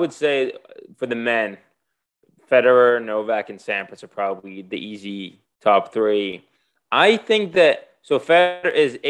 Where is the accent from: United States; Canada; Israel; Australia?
Israel; moved away; I grew up playing tennis in Israel.